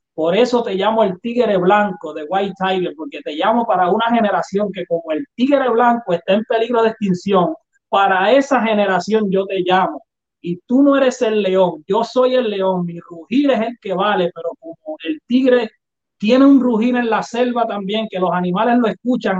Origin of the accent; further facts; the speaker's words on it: Puerto Rico; soy puertorriqueño